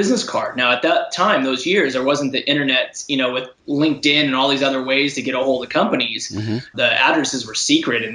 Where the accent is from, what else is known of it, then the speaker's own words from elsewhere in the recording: San Diego, California, United States; I grew up in San Diego, the home of San Diego Comic-Con